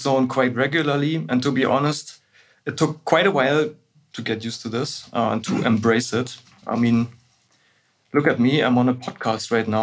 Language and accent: English; Berlin, Germany; I was born and raised in Berlin, went to school and university here, and never actually had a reason to leave